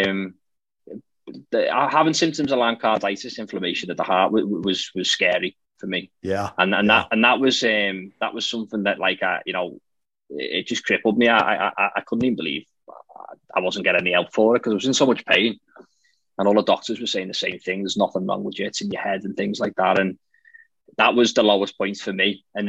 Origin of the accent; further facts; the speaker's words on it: Liverpool, North West England, United Kingdom; I'm from Liverpool in the UK, in England.